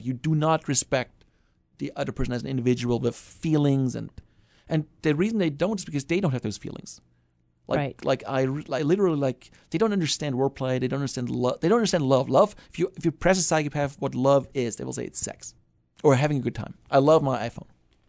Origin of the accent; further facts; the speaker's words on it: Germany; English is a second language; moved away; I'm from Germany. I'm from Germany.